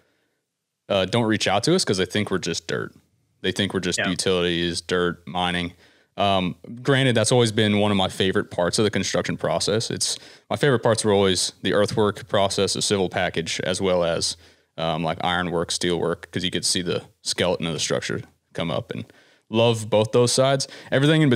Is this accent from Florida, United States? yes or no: yes; Citrus County, Florida, United States; I'm from Florida originally.